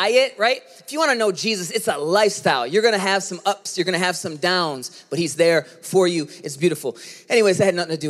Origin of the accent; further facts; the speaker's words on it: United States; growing up in America